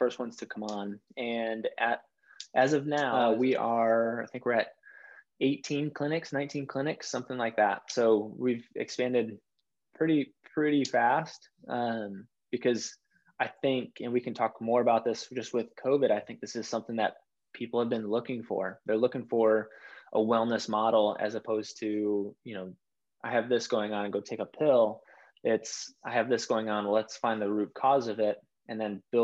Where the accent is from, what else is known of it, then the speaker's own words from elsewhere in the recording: Chicago, Illinois, United States; moved away as an adult; now in Dallas, United States; I'm originally from Chicago. I now live in Dallas, Texas area